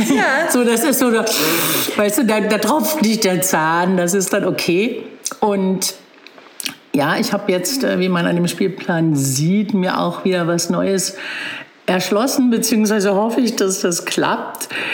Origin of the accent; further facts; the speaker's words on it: Magdeburg, Saxony-Anhalt, Germany; moved away as an adult; also born or lived in Berlin; now in Bad Belzig, Germany; Ich bin in Magdeburg geboren und dann nach dem Abitur nach Berlin gegangen